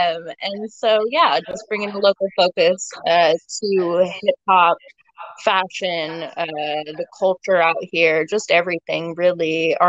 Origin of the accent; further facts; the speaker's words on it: Seattle, Washington, United States; I'm born and raised in Seattle.